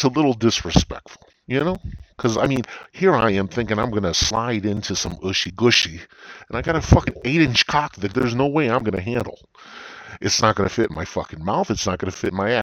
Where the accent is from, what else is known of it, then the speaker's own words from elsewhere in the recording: United States; I'm an American